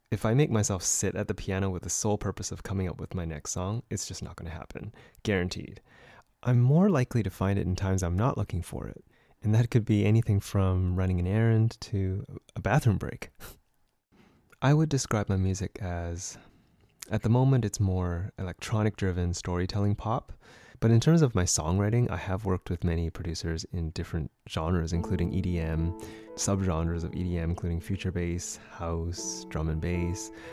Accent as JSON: {"language": "English", "town": "Vancouver", "region": "British Columbia", "country": "Canada", "tie": "born or raised there", "said": "born and raised here in Vancouver, BC."}